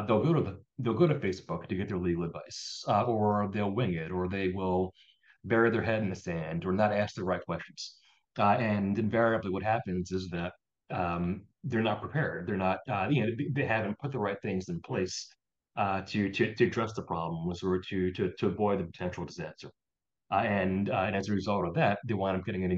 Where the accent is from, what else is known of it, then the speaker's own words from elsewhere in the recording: Philadelphia, Pennsylvania, United States; also born or lived in New Orleans, Louisiana; I was born in New Orleans, Louisiana. Oh, okay. So culturally, a lot of my culinary tastes and personality probably was formed based in New Orleans. But I mostly grew up in Philadelphia.